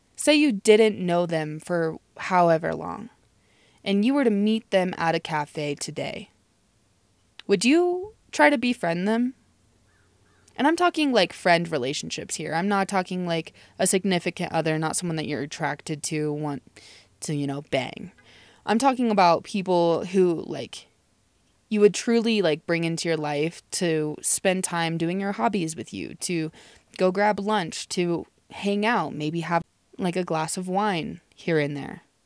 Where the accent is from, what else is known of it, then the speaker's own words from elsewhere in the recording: Nebraska, United States; I'm from Nebraska